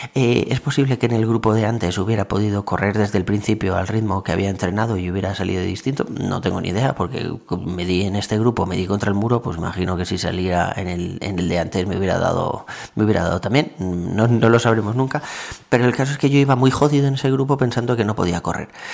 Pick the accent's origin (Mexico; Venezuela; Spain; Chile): Spain; Valencia, Valencian Community; moved away as an adult; now in Tres Cantos, Spain; yo soy de Valencia, o sea, he estado viviendo allí toda la vida